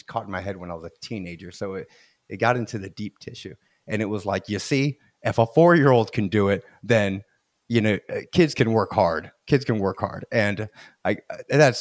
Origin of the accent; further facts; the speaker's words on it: Florida, United States; I'm from Florida